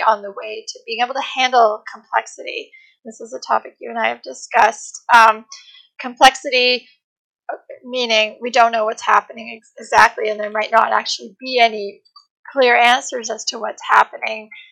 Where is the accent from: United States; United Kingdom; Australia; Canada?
Canada; I'm from Canada